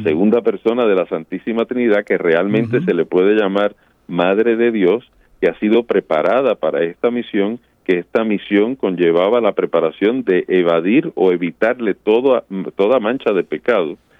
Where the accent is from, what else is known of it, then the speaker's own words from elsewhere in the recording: Puerto Rico; yo me crié en Puerto Rico